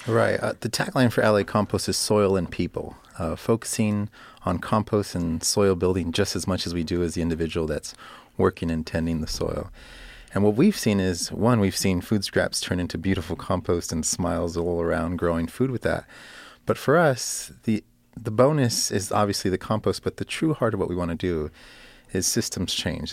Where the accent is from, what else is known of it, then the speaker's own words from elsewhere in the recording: Los Angeles, California, United States; also born or lived in Miami, Florida; I'm born and raised in Los Angeles.